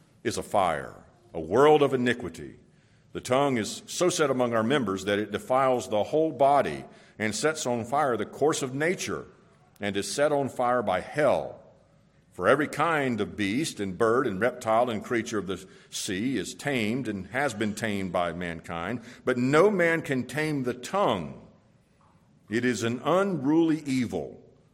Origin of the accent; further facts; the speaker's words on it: Florida, United States; When I was a boy and a young teen, I grew up in Florida